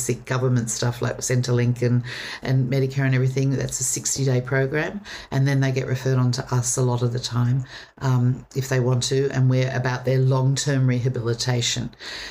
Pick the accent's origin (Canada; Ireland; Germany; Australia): Australia; Sydney, New South Wales; I grew up on the North Shore of Sydney.